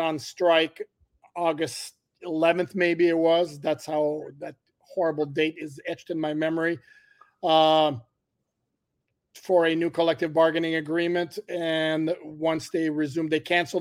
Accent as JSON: {"language": "English", "town": "Montreal", "region": "Quebec", "country": "Canada", "tie": "born or raised there", "first_language": "French", "second_language": "English", "moved": "yes", "lives_now": "Miami, United States", "said": "born and raised in Montreal"}